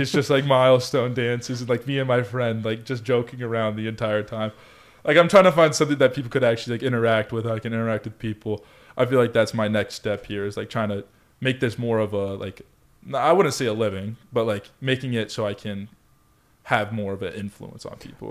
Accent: Colorado Springs, Colorado, United States; moved away; also born or lived in California; growing up in Colorado Springs

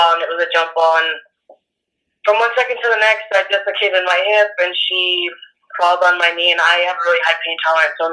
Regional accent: Winnemucca, Nevada, United States; I currently live in Nevada I'm from Winnemucca. It's a really, really small town. Um, you can drive to it within a couple minutes.

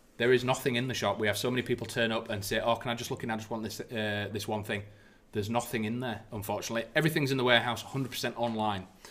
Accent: United Kingdom; as British people are

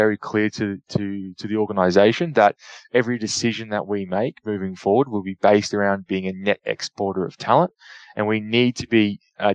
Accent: Queensland, Australia; being from Queensland, being a Queenslander

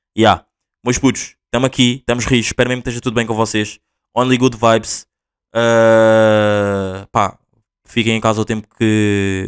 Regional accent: Portugal; accent: Angolan; Portuguese; also born or lived in Angola; Eu nasci em Angola, vim para Portugal com dois anos

